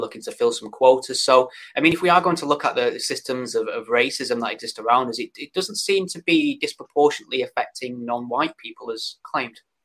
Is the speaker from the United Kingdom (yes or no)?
yes; United Kingdom; born or raised there